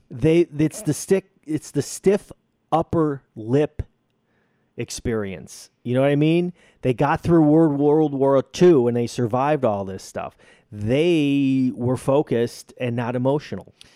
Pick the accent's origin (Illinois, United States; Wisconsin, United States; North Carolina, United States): Illinois, United States; Chicago; I'm from Chicago